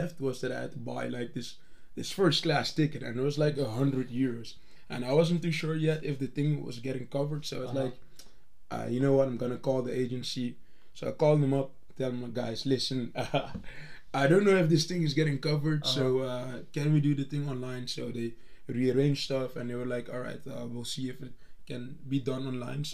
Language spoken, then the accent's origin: English; Curaçao; moved away as an adult; now in Utrecht, Netherlands; I'm originally from the Dutch colonies, a little island in the Caribbean called Curaçao. And I moved to the Netherlands when I was 18 for studying